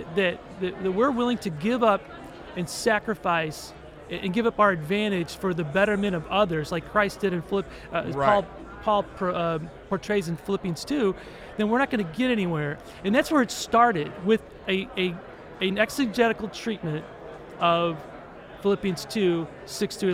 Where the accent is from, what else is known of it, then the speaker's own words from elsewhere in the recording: St. Louis, Missouri, United States; now in Central Missouri, United States; I grew up in St. Louis, and I had relatives, cousins that lived in Florissant and Ferguson